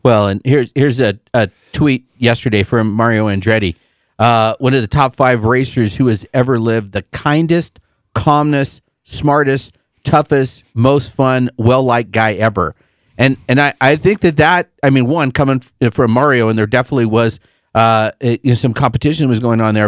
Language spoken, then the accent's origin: English; Albuquerque, New Mexico, United States; I'm from Albuquerque